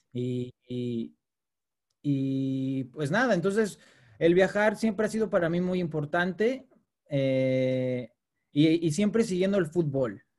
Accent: Mexico; moved away as an adult; now in United Kingdom; siendo mexicano

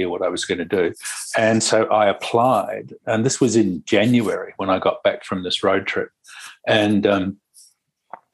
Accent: Lyttelton, Canterbury, New Zealand; also born or lived in Christchurch / Wellington; I grew up in New Zealand. I grew up in a little harbour town called Lyttelton

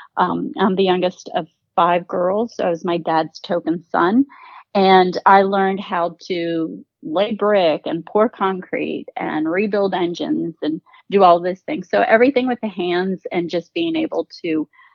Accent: Portugal; moved away; I was born in Portugal and I was raised by my grandmother

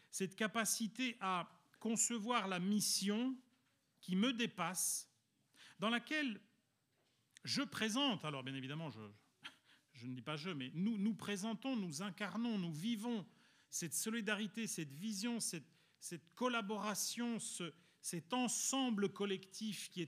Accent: Italy; étant donné que je suis italien et mon collègue aussi

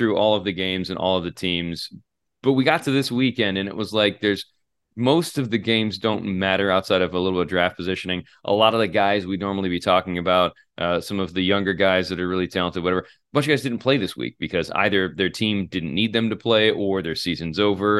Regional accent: Holland, Michigan, United States; I'm from Holland.

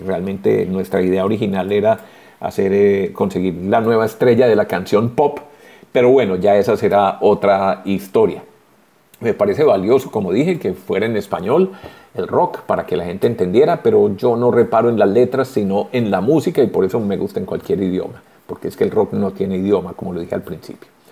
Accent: Colombia

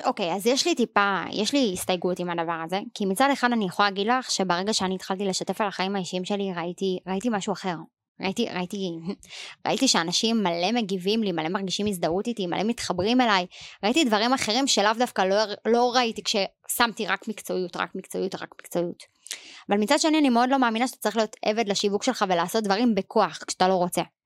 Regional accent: Israel; אנחנו ישראלים

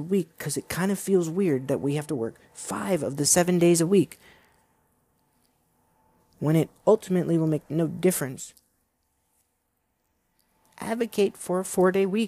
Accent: United States; being an American

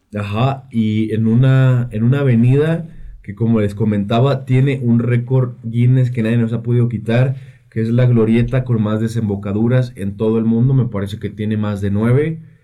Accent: Calvillo, Aguascalientes, Mexico; yo soy de Calvillo

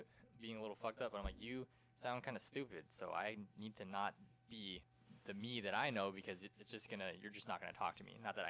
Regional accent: Fremont, California, United States; I didn't grow up like the rest of these people. I came from Fremont, where it's quiet, and the majority is, like, Asian, and not, like, East Asian, but a lot of, like, Middle Eastern Asian.

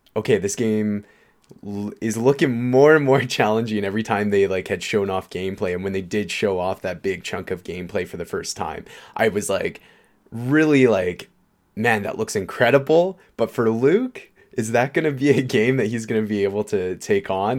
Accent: Canada; we're Canadian

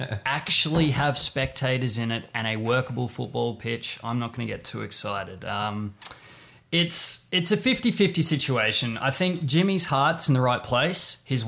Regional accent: Brisbane, Queensland, Australia; It was on at 2 a.m. at this small cafe in my hometown of Brisbane.

